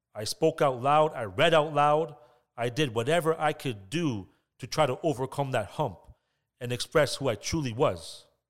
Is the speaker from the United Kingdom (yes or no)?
no; Toronto, Ontario, Canada; growing up in Scarborough, I had hardships, I had ups and downs. I grew up in an area called Glamorgan.